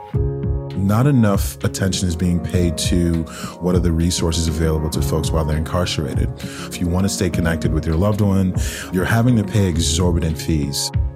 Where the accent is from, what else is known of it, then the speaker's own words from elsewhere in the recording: Nigeria; also born or lived in Cambridge, United Kingdom; now in United States; growing up in Nigeria, in a very, very poor part of the country